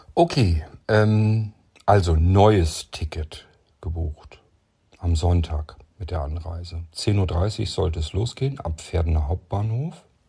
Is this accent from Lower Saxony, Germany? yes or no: yes; Lower Saxony, Germany; born or raised there